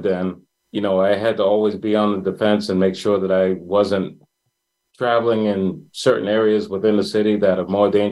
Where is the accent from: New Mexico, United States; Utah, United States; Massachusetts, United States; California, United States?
Massachusetts, United States; Boston; I'm, born and raised in Boston, Massachusetts. I grew up in Mattapan